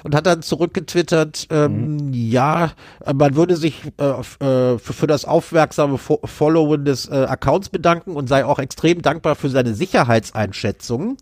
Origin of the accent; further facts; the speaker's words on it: North Rhine-Westphalia, Germany; ich habe meine Kindheit in Nordrhein-Westfalen, also Kindheit und Jugend in Nordrhein-Westfalen ja, verbracht.